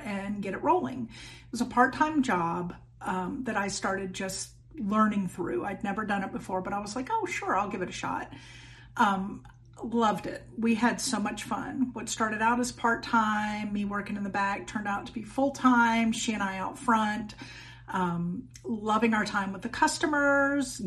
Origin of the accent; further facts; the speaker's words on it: Hilton Head Island, South Carolina, United States; moved away as an adult; also born or lived in Pennsylvania; I was born on Hilton Head Island in South Carolina. I'm a Carolina girl